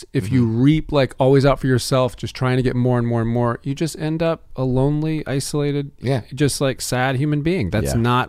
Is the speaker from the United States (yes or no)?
yes; Florida, United States; moved away as an adult; also born or lived in Alabama / New York; now in Los Angeles, United States; I grew up in Florida.